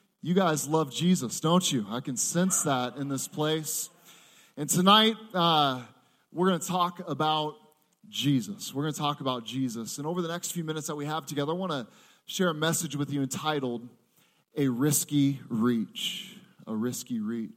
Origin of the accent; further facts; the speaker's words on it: Seattle, Washington, United States; I am from Seattle, Washington.